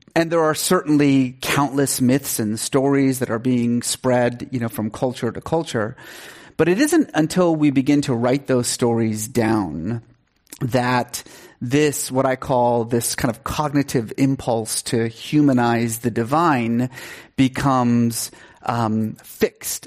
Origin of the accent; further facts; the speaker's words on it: Iran; moved away; I grew up in Iran, um, and, uh, was sort of culturally Muslim